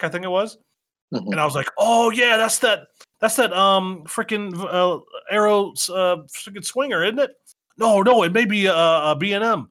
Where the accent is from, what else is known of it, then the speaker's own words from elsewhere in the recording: Northeast Ohio, United States; I'm from Northeast Ohio